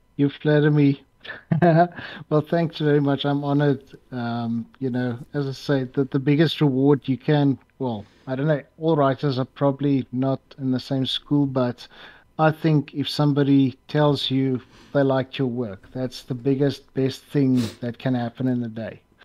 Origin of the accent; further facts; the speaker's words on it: South Africa; i think of myself as the best known south african